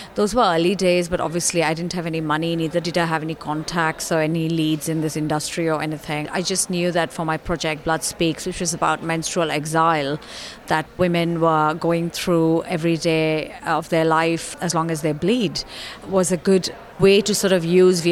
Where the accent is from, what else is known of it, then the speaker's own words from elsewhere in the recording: Kolkata, West Bengal, India; moved away; I was born and raised in India, in Kolkata